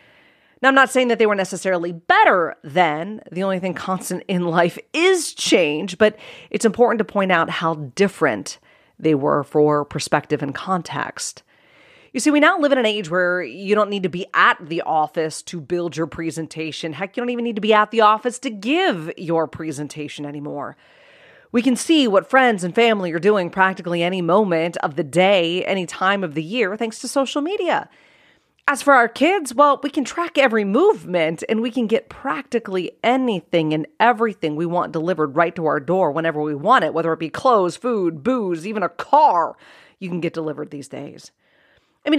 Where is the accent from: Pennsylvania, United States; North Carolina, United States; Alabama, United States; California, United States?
Pennsylvania, United States; Cranberry Township; So I grew up in Pittsburgh, Pennsylvania in the 80s, and more precisely a rural town called Cranberry Township.